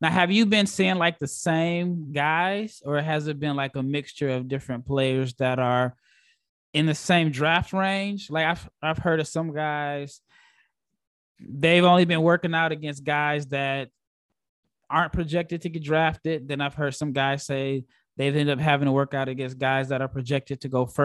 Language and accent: English; Omaha, Nebraska, United States; moved away; I'm originally from Omaha, Nebraska.